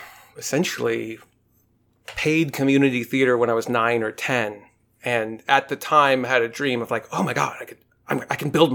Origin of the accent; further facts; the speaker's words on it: Portland, Oregon, United States; I'm originally from Portland, Oregon